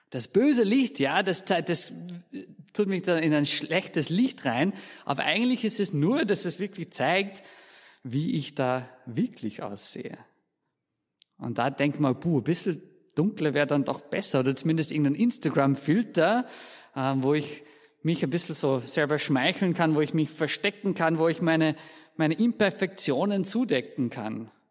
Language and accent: German; Scotland, United Kingdom; aus Österreich, sondern aus Schottland. Und Schottland liegt dann relativ weit im Norden.